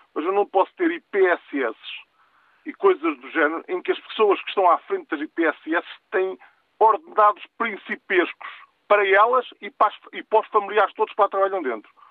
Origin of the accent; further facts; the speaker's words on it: interior of Portugal, Portugal; eu sou do interior, eu sou do interior, sou de uma aldeia